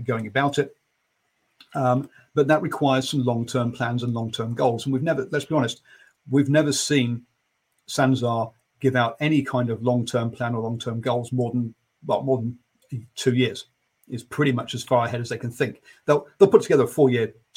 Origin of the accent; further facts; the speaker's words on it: England, United Kingdom; being an Englishman